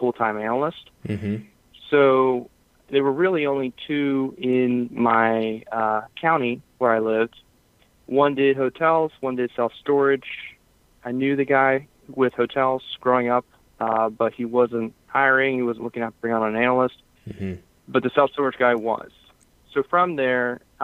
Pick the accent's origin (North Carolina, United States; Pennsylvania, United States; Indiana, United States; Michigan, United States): Pennsylvania, United States; So I'm from Pennsylvania. I live near the Philadelphia area, just outside the city.